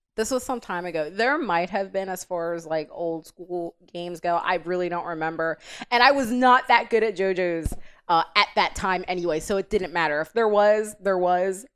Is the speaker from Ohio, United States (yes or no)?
no; Delaware, United States; I'm born and raised in Delaware.